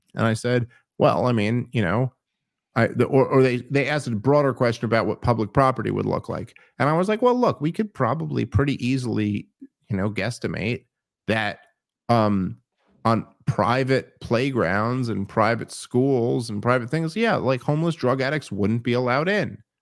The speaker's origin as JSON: {"language": "English", "town": "New York City", "region": "New York", "country": "United States", "tie": "born or raised there", "said": "I grew up in New York City"}